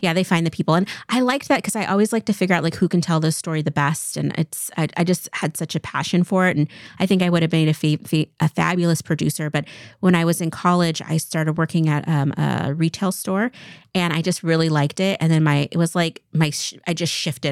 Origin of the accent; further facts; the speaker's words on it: Eastern Washington, United States; I grew up in Eastern Washington. I was born and raised in the same house